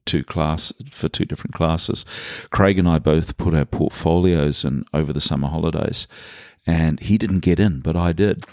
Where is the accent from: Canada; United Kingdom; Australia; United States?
Canada; Vancouver, British Columbia; now in Muriwai, New Zealand; since I was a little kid growing up in Canada